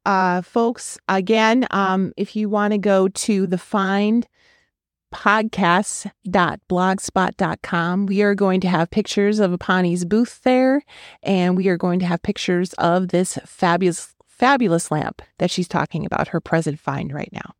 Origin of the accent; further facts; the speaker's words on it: Wisconsin, United States; now in Fort Worth, United States; I'm from Wisconsin, so I am not native to here